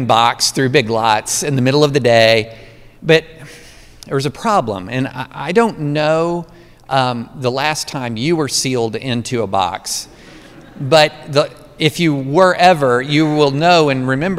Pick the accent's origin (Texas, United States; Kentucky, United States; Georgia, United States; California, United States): Kentucky, United States; Georgetown; I grew up in Central Kentucky, class of 87, Scott County High. I was at Scott County in Georgetown before Toyota